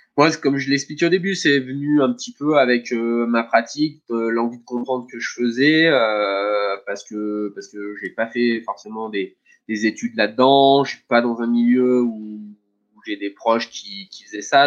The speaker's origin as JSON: {"language": "French", "town": "Saint-Martin-d'Hères", "region": "Auvergne-Rhône-Alpes", "country": "France", "tie": "born or raised there", "also_born_or_lived": "Savoie", "said": "je suis né à à Saint-Martin-d'Air euh, euh, et, j'ai presque tout le temps vécu euh, dans, ce département-là"}